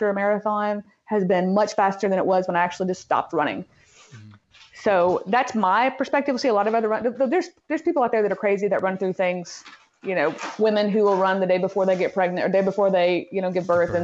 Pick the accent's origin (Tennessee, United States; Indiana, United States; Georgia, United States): Tennessee, United States; Middle; I'm from Middle Tennessee